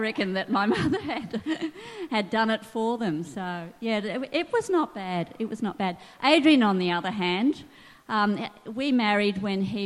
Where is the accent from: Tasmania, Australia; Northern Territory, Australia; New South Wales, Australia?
New South Wales, Australia; Sydney; I grew up in West Pennant Hills in Sydney